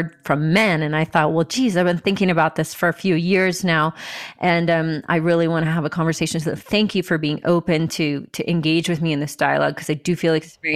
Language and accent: English; United States; here we are in America. Like, this is where you were born, I guess. I was born here.